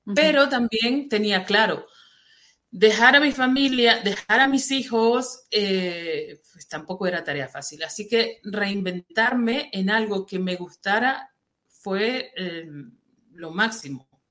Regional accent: Venezuela; moved away as an adult; also born or lived in Saudi Arabia; yo soy venezolana y vivía en Venezuela

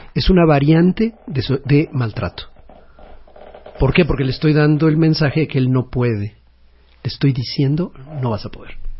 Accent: Mexico; como cultura mexicana de familia muégano, de la que estamos tan orgullosos

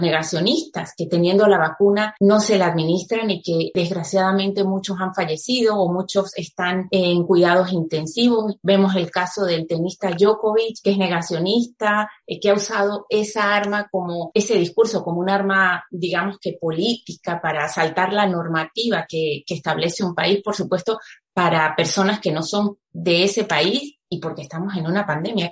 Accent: Venezuela; now in Spain; como decimos en venezolano

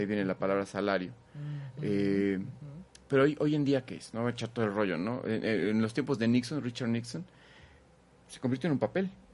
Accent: Mexico City, Mexico; Nací allá, en Chilangolandia

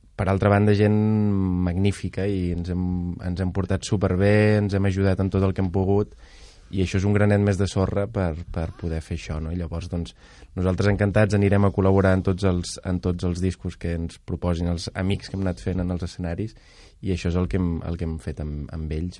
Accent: Lleida, Catalonia, Spain; jo vinc de Lleida

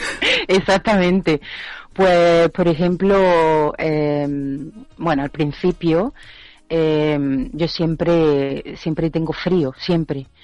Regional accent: Córdoba, Andalusia, Spain; moved away as an adult; now in Edinburgh, United Kingdom; yo creo que soy la única cordobesa en Edimburgo

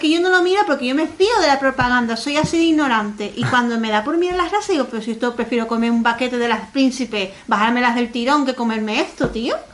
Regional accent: Canary Islands, Spain; a ver si yo soy la canaria

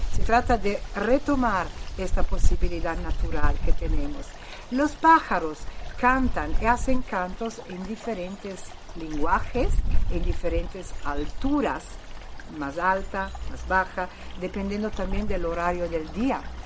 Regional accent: Italy; Spanish is a second language; soy italiana

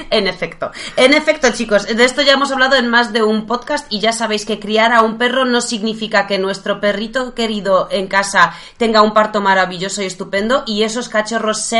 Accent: Poland; Spanish is a second language; Todos saben que soy polaca, así

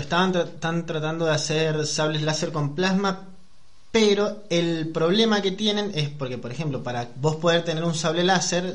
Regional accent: San Juan, Argentina; soy de San Juan

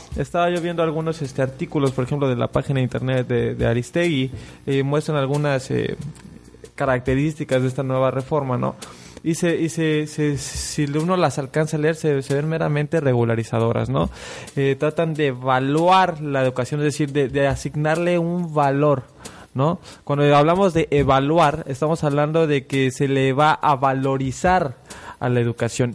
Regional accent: Mexico; como mexicanos

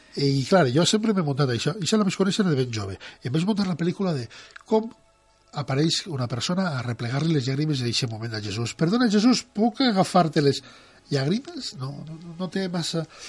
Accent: Ontinyent, Valencian Community, Spain; el meu poble, abans de la Guerra Civil, a Ontinyent

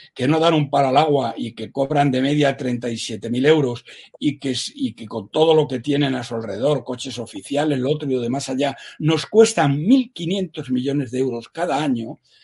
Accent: Spain; como español de bien, que como tal me considero

